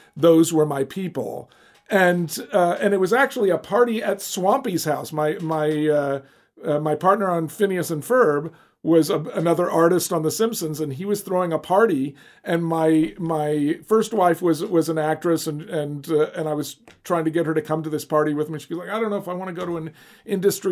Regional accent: Alabama, United States; I grew up in Alabama

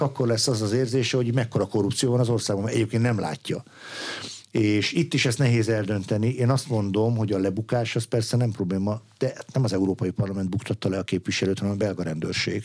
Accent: Veszprém, Veszprém County, Hungary; én magam Veszprémi születésű gyerek vagyok

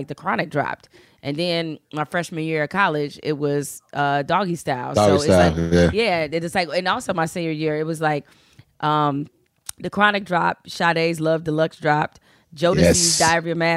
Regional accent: Detroit, Michigan, United States; I was born in Detroit. As I like to say, I'm from the real hood, not the rap hood

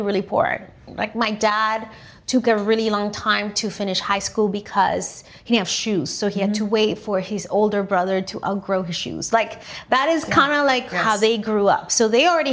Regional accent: Venezuela; also born or lived in Louisiana, United States; now in United States; I grew up in Venezuela, middle class, really.

